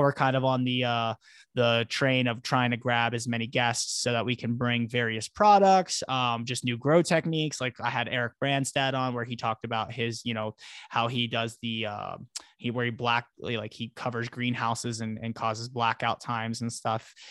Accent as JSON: {"language": "English", "region": "Florida", "country": "United States", "tie": "born or raised there", "moved": "yes", "lives_now": "Colorado, United States", "said": "I'm not from Florida originally, but I, I grew up there for many years"}